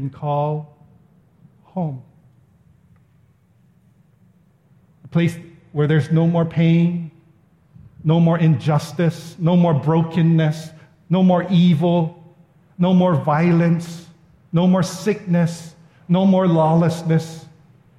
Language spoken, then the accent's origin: English; Ewa Beach, Hawaii, United States; I'm just a local boy that lives in the Eva Beach